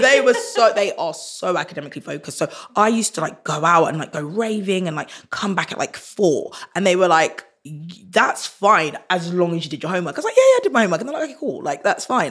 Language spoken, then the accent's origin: English; Croydon, London, United Kingdom; growing up in Croydon